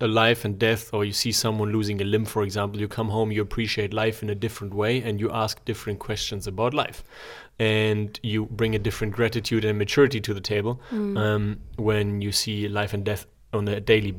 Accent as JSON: {"language": "English", "country": "Germany", "tie": "born or raised there", "moved": "yes", "lives_now": "Zurich, Switzerland", "said": "I grew up in Germany"}